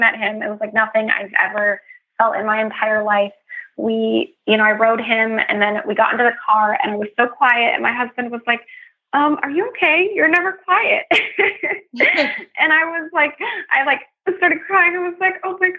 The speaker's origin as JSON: {"language": "English", "region": "California", "country": "United States", "said": "I'm from California, and I like to represent the West Coast"}